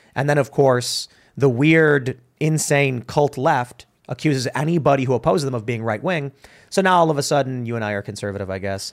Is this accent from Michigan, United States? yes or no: no; Chicago, Illinois, United States; moved away as an adult; now in West Virginia, United States; I grew up in Chicago